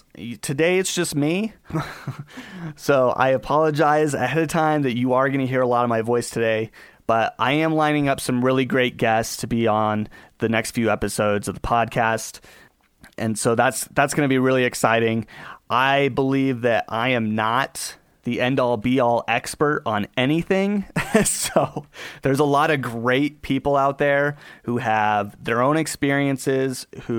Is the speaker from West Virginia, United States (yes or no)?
no; Colorado, United States; born there; And I was born out here in Colorado to a single mom